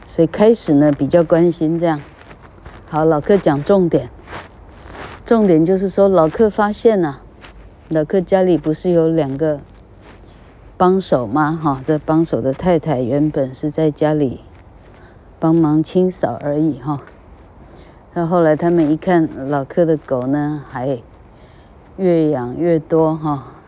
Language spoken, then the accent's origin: Chinese; Taiwan; 我们有幸生长在台湾